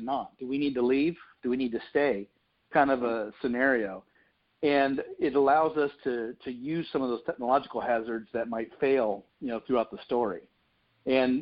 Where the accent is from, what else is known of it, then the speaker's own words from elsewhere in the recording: Florida, United States; moved away as an adult; I was born and raised in Florida, and I wrote this story to begin in an area that I lived up until about almost 2 years ago